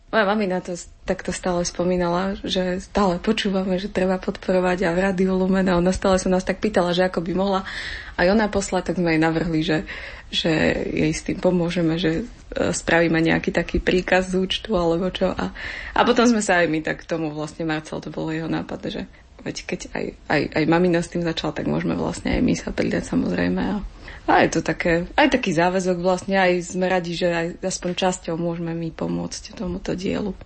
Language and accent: Slovak; Slovinky, Košice Region, Slovakia; moved away; u nás na východe, v našej dedine v Slovinkách